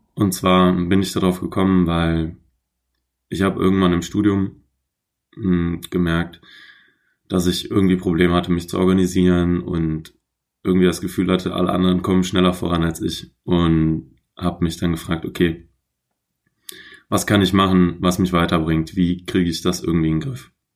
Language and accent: German; Troisdorf, North Rhine-Westphalia, Germany; moved away as an adult; also born or lived in Aachen; now in Hamburg, Germany; in Trostorf geboren bei Köln